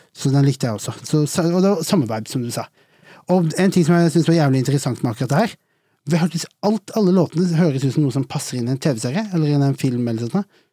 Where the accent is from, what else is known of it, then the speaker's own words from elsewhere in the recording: Arendal, Agder, Norway; hjembyen min